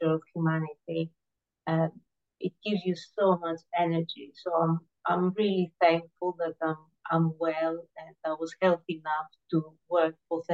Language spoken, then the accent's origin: English; Greece; I was born in Greece